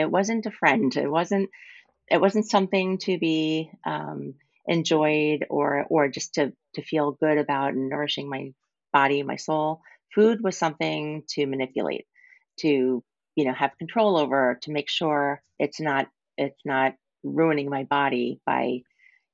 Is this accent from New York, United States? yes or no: yes; Long Island, New York, United States; I grew up on Long Island. I grew up right near the beach